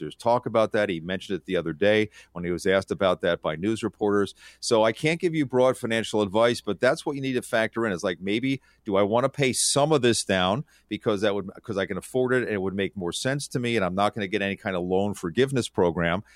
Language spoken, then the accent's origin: English; King of Prussia, Pennsylvania, United States; I grew up in King of Prussia, Pennsylvania